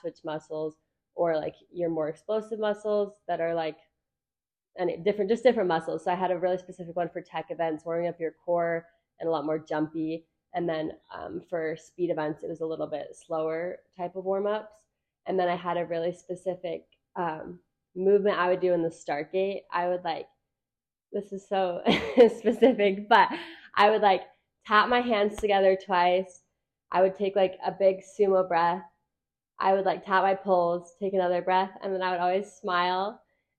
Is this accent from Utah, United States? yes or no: yes; Orem, Utah, United States; So I grew up in Orem, Utah. I started racing for Sundance when I was about 8 years old